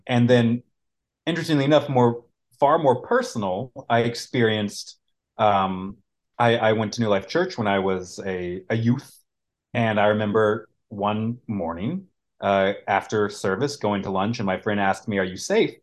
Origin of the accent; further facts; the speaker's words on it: Colorado, United States; I grew up in Colorado